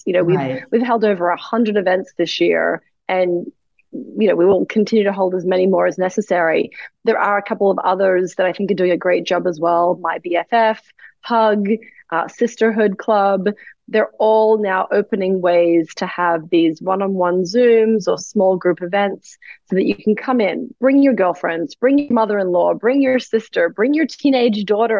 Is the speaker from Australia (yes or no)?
yes; Australia; moved away as an adult; now in New York City, United States; I came from Australia. I landed in New York City.